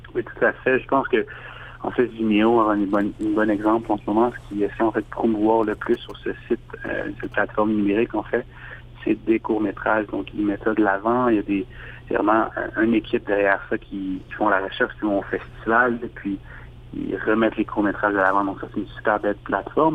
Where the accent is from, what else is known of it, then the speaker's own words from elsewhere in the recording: Montreal, Quebec, Canada; je suis réalisateur et euh, je viens de Montréal